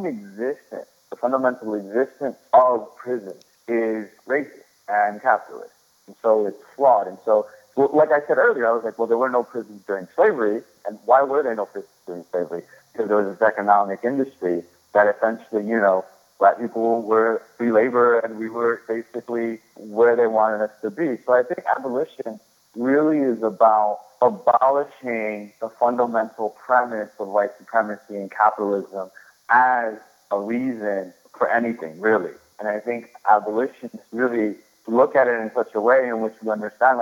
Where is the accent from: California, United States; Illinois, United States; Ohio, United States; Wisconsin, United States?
Illinois, United States; Chicago; also born or lived in Sudan / Brooklyn, New York; I grew up in Chicago during the 80s and 90s